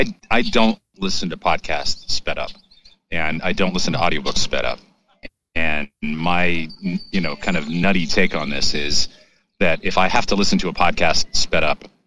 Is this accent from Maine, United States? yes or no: yes; Maine, United States; No, actually, I grew up in Maine. My father has a wicked Maine accent